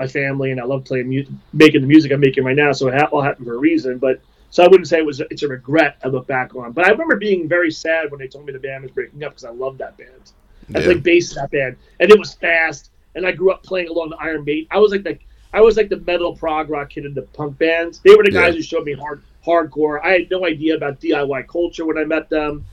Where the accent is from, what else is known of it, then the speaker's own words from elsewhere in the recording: New York, United States; moved away as an adult; also born or lived in Long Island; I grew up in New York, and, I moved here in 94